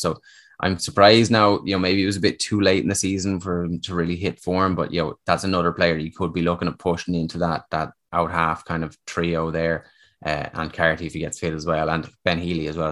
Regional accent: Dublin, Leinster, Ireland; moved away as an adult; now in Connacht, Ireland; I was born and raised in South Dublin

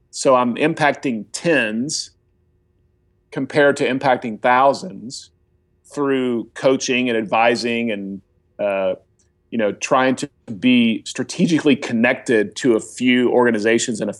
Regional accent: Oklahoma, United States; I'm a follower of Jesus. Uh, you know, I'm from Oklahoma.

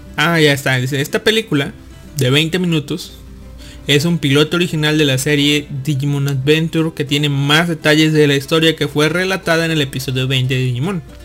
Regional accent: Mexico; de niño acá en México, en Latinoamérica

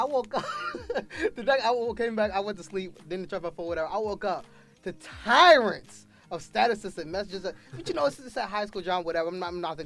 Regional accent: York County, Pennsylvania, United States; now in Philadelphia, United States; I went to high school down in York County, Pennsylvania

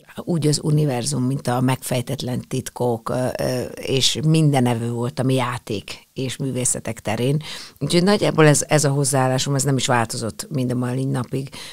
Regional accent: Hungary; itt, itt születtem, itt vannak a, a, a barátok, itt van a, az összes olyan gyerekkori élmény

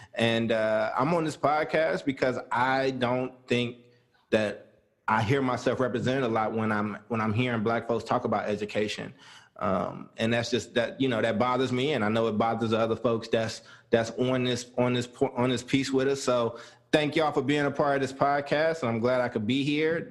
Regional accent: Oakland, California, United States; I'm from Oakland, California.

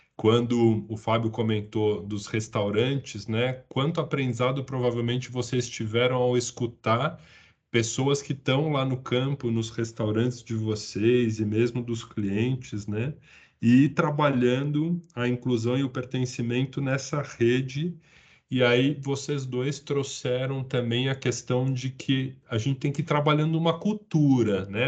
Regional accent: São Paulo, Brazil; sou paulistano, o único paulistano do trio aqui hoje

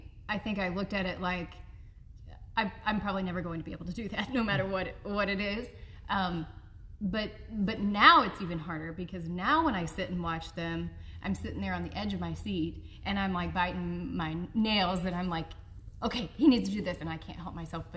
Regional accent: Marshfield, Missouri, United States; So I am from southern Missouri. My hometown is Marshfield, which is down by Springfield, Missouri.

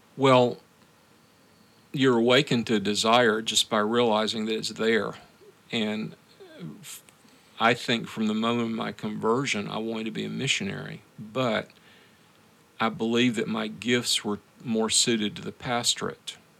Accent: the American South, United States; moved away as an adult; also born or lived in Moscow, Russia; now in Memphis, United States; I'm a southerner

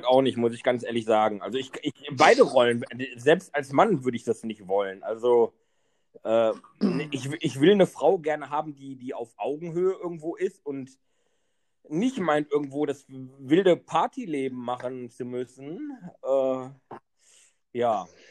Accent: Wesel, North Rhine-Westphalia, Germany; in meiner Heimatstadt in Wesel

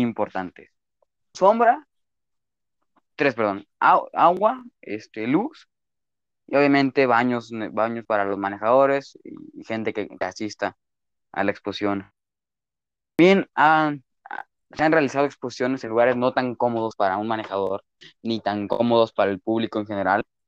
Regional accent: Chapala, Jalisco, Mexico; en Chapala, en, en, mi tierra

